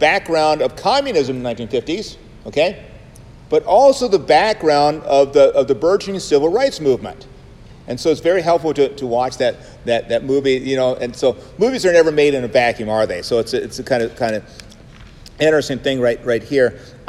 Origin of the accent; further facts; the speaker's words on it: Savannah, Georgia, United States; I come from Savannah, Georgia, right? And we are surrounded by Baptist types. I grew up in high school, and I was going to be a Lutheran pastor